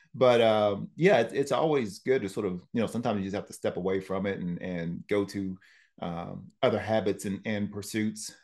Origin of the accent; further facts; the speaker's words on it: Tennessee, United States; moved away; I'm from Tennessee